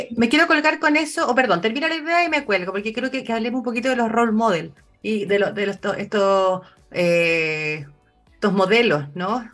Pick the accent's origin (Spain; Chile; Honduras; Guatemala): Chile; como sociedad chilena